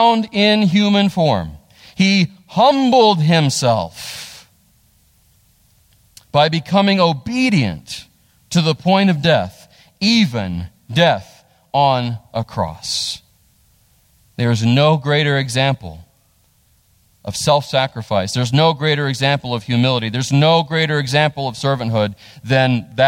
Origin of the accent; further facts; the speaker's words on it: United States; I love being American